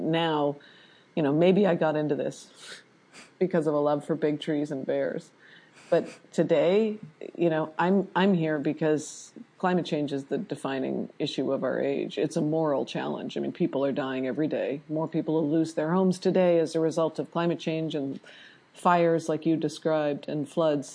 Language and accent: English; Canada; also born or lived in Vancouver, Canada; I'm Canadian, that's part of my intro too, is I'm Canadian.